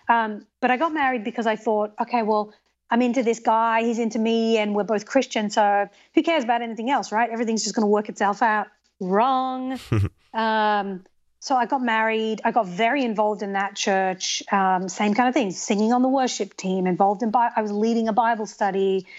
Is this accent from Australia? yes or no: yes; Australia; moved away as an adult; also born or lived in England; now in United States; So I was born in England, and I grew up in Australia, and I've lived in the United States for ten years.